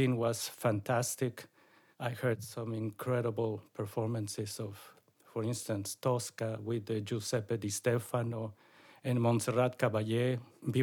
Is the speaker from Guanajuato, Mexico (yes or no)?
no; Mexico City, Mexico; moved away as an adult; also born or lived in Paris / Moscow; I am from Mexico City. I studied mainly in Mexico with my mother